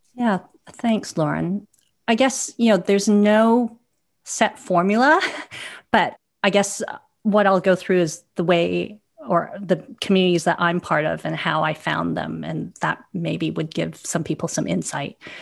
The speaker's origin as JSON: {"language": "English", "town": "Vancouver", "region": "British Columbia", "country": "Canada", "also_born_or_lived": "Hong Kong", "moved": "yes", "lives_now": "London, United Kingdom", "said": "I'm originally from Vancouver, but I also spent 10 years in Hong Kong, where I have roots and I still maintain a family office there. I now live in London"}